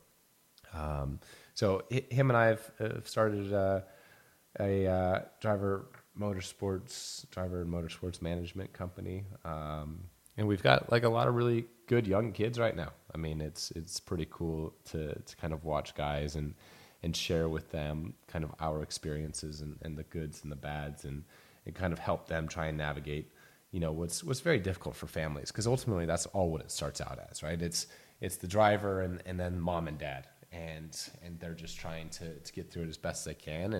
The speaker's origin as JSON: {"language": "English", "country": "United States", "said": "as an American kid"}